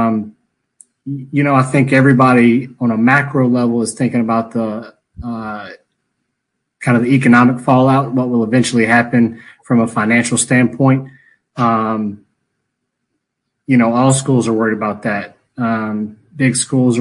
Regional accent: Greenville, North Carolina, United States; moved away as an adult; also born or lived in Monroe, Louisiana; now in Rock Hill, United States; I was born and raised in Greenville

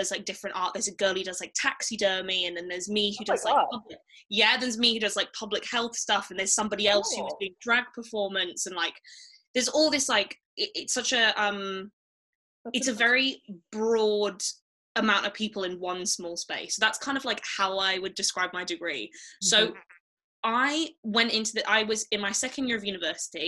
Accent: Devon, South West England, United Kingdom; now in Manchester, United Kingdom; I grew up in the south, so I grew up in Devon, so in the countryside

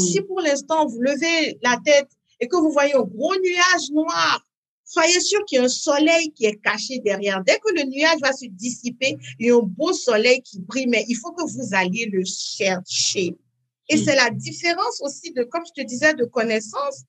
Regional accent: Parakou, Borgou, Benin; first language French; moved away as an adult; also born or lived in France / United States; dans cette ville du Nord où je suis née à Paracourt au Bénin

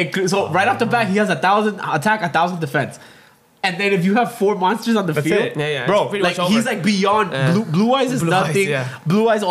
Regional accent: Hialeah, Florida, United States; I remember me and my brother, we were both born and raised in Hialeah, right? Miami.

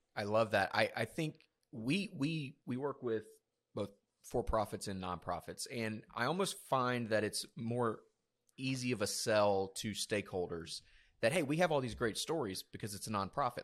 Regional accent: South Georgia, United States; I was born in South Georgia, um, in a very small town

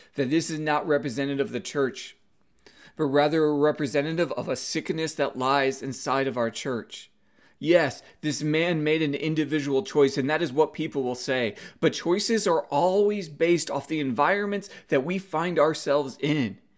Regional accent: United States; being Asian American

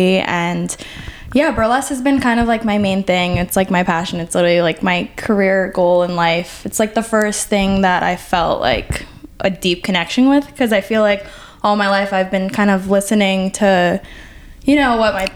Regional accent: New York City, New York, United States; So I'm from the Bronx. I'm full Puerto Rican

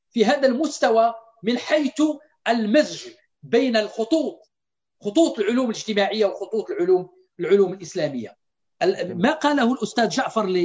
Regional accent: Morocco; عندنا في المغرب لا نعرف لعلي شريعة إلا كتاب إلا كتابين

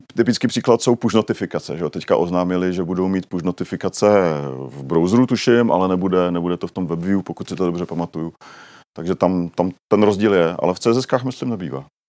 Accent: Czechia; my Češi

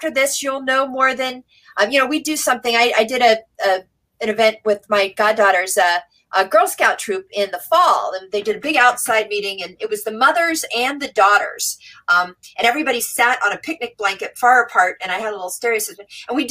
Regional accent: Virginia, United States; I grew up in Virginia

